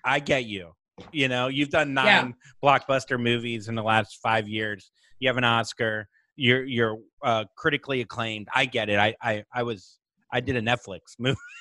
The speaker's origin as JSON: {"language": "English", "town": "Vero Beach", "region": "Florida", "country": "United States", "tie": "born or raised there", "moved": "yes", "said": "my hometown of Vero Beach"}